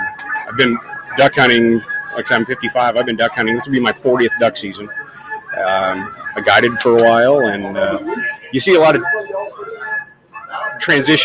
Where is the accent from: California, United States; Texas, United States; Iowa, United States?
Iowa, United States; Des Moines; I'm from Des Moines, Iowa.